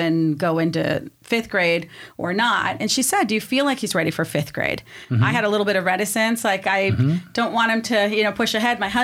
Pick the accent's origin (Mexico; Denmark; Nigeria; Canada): Mexico; first language Spanish; English is a second language; now in Poway area, United States; I'm originally from Mexico, so Spanish was my first language